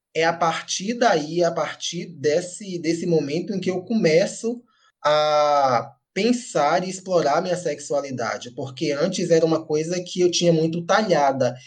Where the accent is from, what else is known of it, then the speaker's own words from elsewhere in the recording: Amélia Rodrigues, Bahia, Brazil; moved away as an adult; now in Salvador, Brazil; o fato de eu ser de Amélia Rodrigues, ter morado lá até meus 20 anos